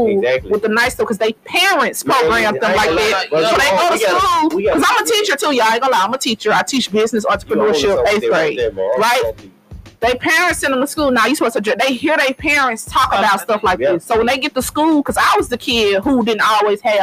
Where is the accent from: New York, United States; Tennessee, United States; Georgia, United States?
Tennessee, United States; Memphis; I'm from North Memphis. I went to Cypress Middle School